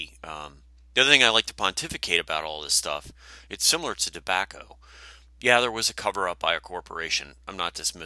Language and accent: English; Wisconsin, United States; when I was growing up in Wisconsin